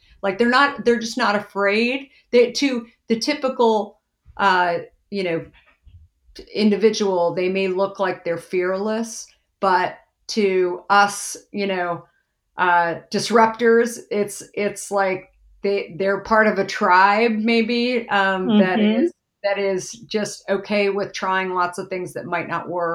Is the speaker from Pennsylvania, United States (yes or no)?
no; Arizona, United States; I grew up in Arizona